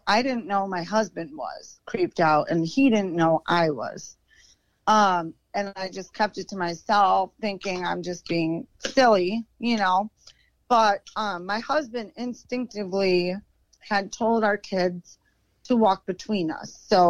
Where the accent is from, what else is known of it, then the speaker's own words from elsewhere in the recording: Chicago, Illinois, United States; Like I said, we're from Chicago, but yeah, so we got out of there.